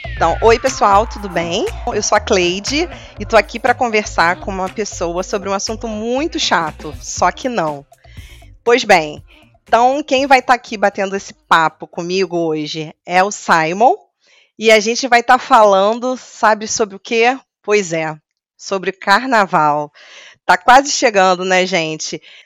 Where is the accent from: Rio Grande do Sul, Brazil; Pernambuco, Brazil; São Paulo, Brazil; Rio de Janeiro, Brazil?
Rio de Janeiro, Brazil; Eu sou carioca